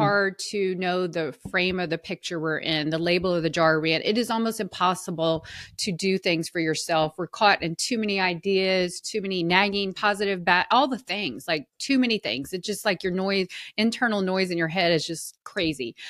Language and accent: English; the South, United States; I was raised in the South and, you know, women were supposed to be very genteel and hospitable